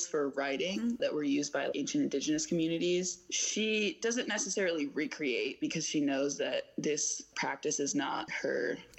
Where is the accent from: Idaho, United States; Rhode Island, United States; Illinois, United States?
Illinois, United States; Oak Park; moved away; I'm from Oak Park, which is a suburb right outside